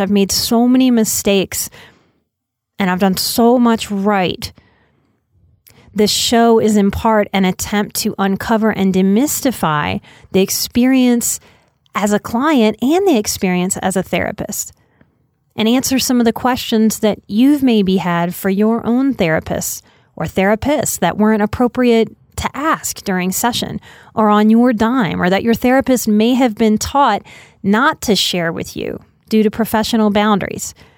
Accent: New Orleans, Louisiana, United States; moved away as an adult; I'm a New Orleans native, born and raised till I was 29

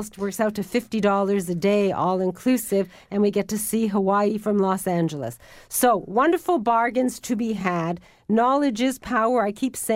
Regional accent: Welland, Ontario, Canada; I was brought up in the Niagara Peninsula in Welland, Ontario

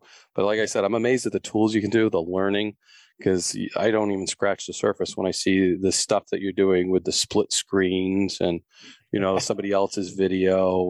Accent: Florida, United States; I'm from Florida. All you southern states could certainly say that, I guess.

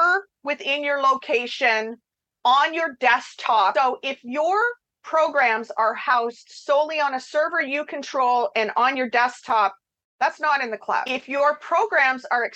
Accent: Canada; I'm Canadian

